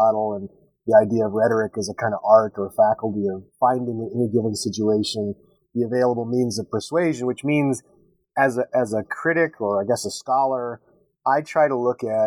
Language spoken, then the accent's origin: English; Texas, United States; moved away as an adult; also born or lived in upstate New York; now in Syracuse, United States; I was born and raised in Texas.